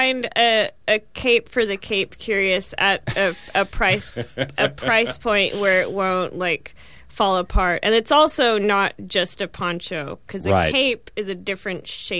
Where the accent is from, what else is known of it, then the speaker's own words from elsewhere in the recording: Tulsa, Oklahoma, United States; moved away; I was born and raised in and around Tulsa, which is kind of one of the, cities in Oklahoma.